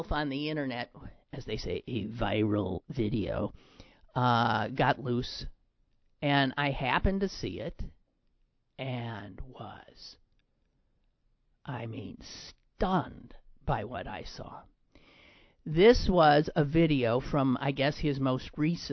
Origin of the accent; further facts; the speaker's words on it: Green Bay, Wisconsin, United States; now in Pittsburgh, United States; my hometown of Green Bay